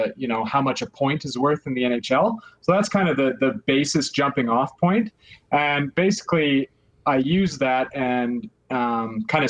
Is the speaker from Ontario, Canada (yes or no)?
no; Calgary, Alberta, Canada; I'm from Canada. I'm from Calgary. So, I mean, it's kind of, you know, you're born into it, basically. Kind of grew up a hockey fan